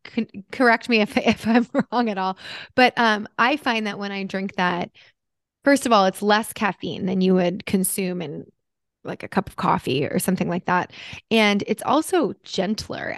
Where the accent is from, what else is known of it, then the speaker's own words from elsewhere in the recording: United States; moved away as an adult; also born or lived in New Jersey; now in Los Angeles, United States; I grew up in New York City and New Jersey where it was like coffee is part of the culture